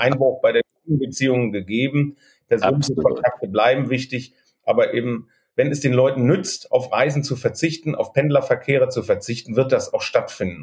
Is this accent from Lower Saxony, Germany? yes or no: no; Cologne, North Rhine-Westphalia, Germany; Als Kölner